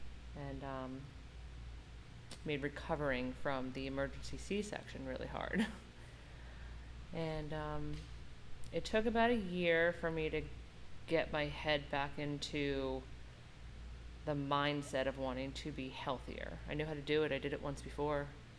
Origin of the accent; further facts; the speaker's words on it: Long Island, New York, United States; Long Island.